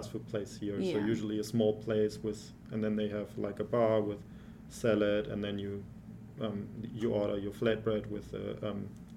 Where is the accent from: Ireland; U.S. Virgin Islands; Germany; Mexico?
Germany; English is a second language; moved away as an adult; now in United States; I grew up in Germany for 30 years